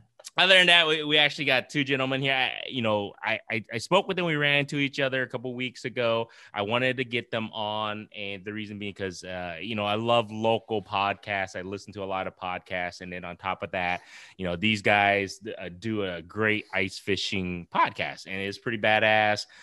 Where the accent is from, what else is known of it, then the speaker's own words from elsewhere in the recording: Iowa, United States; we're all from Iowa